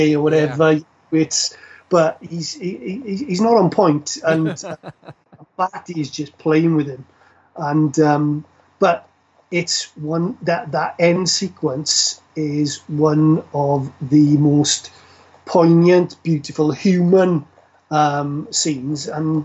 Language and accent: English; South Wales, United Kingdom; We are from South Wales